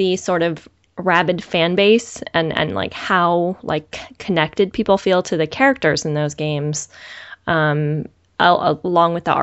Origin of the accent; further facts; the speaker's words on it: San Bruno, California, United States; I grew up in San Bruno